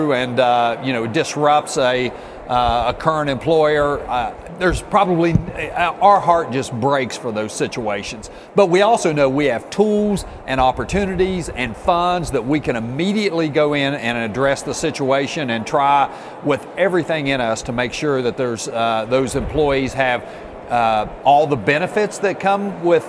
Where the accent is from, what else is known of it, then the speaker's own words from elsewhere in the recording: Jackson County, West Virginia, United States; I'm from Jackson County